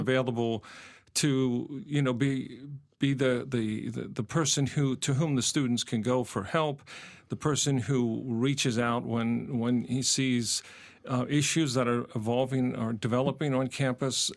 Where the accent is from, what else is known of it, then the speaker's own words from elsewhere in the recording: Pennsylvania, United States; moved away as an adult; also born or lived in Indiana; I'm, I'm from Pennsylvania originally